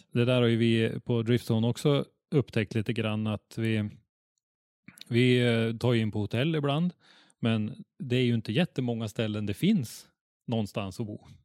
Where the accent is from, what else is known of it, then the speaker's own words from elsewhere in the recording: Norrland, Sweden; vi norrlänningar